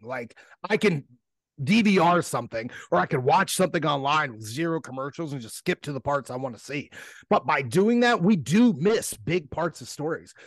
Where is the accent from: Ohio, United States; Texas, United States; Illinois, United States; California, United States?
Ohio, United States; I'm from Ohio. We got a different a, a whole different jargon over here